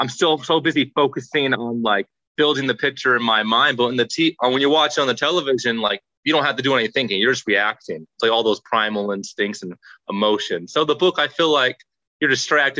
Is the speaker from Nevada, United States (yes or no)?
yes; Las Vegas, Nevada, United States; I was born and raised in Las Vegas